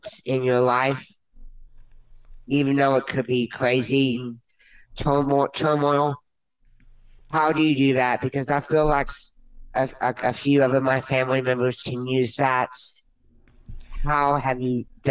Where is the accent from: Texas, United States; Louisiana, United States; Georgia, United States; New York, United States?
Texas, United States; Conroe; I was born prematurely in Conroe, Texas. Yes, I live just 10 minutes away from here